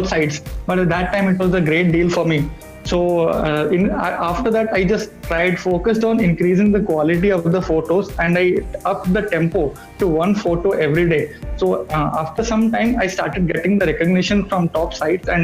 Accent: Odisha, India; moved away as an adult; now in Thiruvananthapuram, India; I'm from Odisha, but currently I'm working in Trivandrum of Kerala.

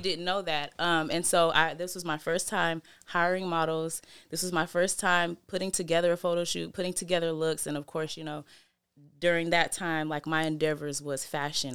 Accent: Seattle, Washington, United States; also born or lived in Federal Way, Washington; we were mostly raised in Seattle, yeah. Sullivan Street.

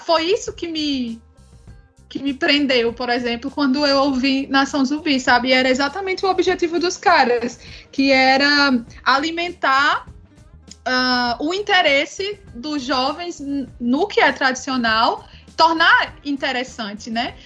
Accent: Northeast Region, Brazil; como nós nordestinos

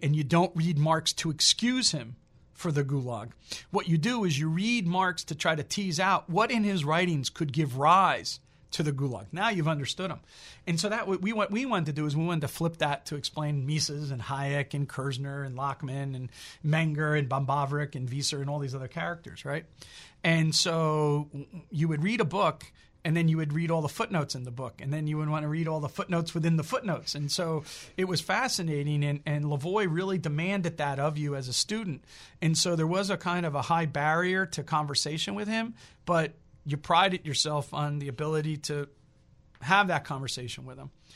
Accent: New Jersey, United States; I'm from New Jersey

